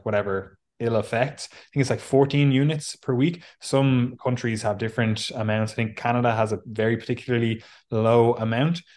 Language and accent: English; Ireland; now in England, United Kingdom; we're both Irish. I live in England. Obviously, I used to live in the mighty Ireland